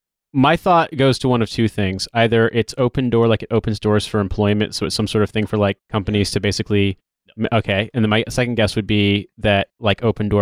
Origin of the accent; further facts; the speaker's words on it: United States; as the American on the show, the long-suffering American